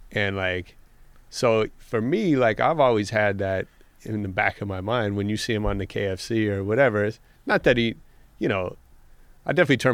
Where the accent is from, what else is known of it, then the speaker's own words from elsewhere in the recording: the Bay Area, California, United States; I'm from the Bay